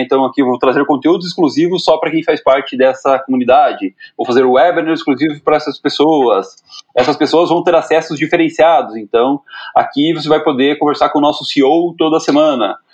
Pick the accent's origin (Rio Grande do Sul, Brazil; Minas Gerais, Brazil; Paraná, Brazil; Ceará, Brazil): Paraná, Brazil; Guarapuava; eu sou do interior do Paraná, né, sou de, de Guarapuava